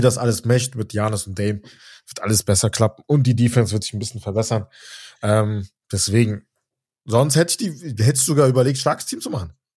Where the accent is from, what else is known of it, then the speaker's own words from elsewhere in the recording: Germany; wir sind in Deutschland, wir sind Deutsche